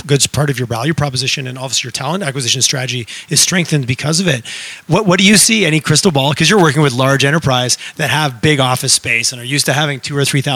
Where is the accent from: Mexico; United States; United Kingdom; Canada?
Canada; Montreal, Quebec; I grew up in Montreal